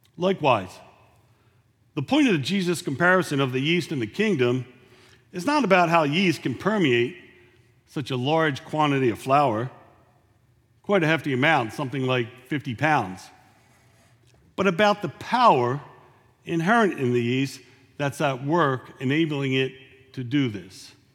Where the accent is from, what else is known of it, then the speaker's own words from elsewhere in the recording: Philadelphia, Pennsylvania, United States; now in San Antonio, United States; I'm from Philadelphia